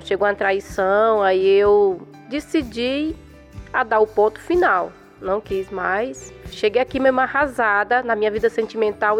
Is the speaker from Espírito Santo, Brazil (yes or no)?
no; São Paulo, Brazil; sou da Zona Leste de São Paulo